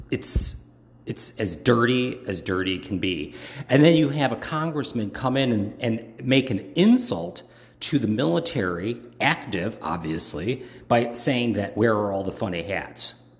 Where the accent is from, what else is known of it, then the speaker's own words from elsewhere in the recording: Chicago, Illinois, United States; moved away; also born or lived in Hawaii / Washington, D.C.; I am originally from Chicago